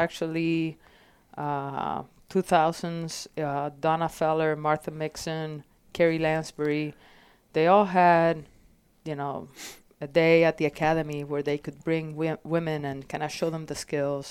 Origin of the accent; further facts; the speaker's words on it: Puerto Rico; also born or lived in Florida; now in Phoenix, United States; So, growing up in Puerto Rico was, like, constant discovery and nature